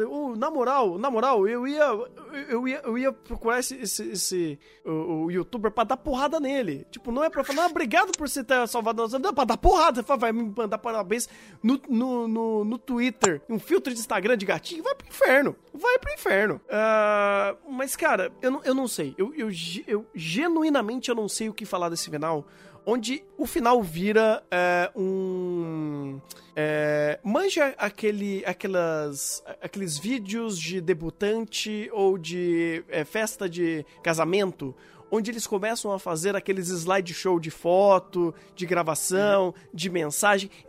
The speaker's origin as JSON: {"language": "Portuguese", "country": "Brazil", "said": "Sou é, brasileiro."}